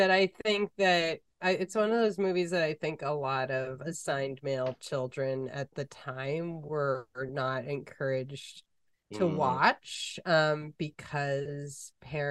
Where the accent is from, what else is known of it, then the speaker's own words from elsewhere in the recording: Massachusetts, United States; we are white and we grew up in Massachusetts